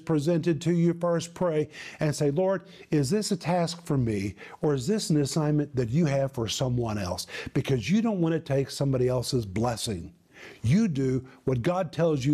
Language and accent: English; United States; moved away as an adult; also born or lived in former Soviet Union; people saw me as an American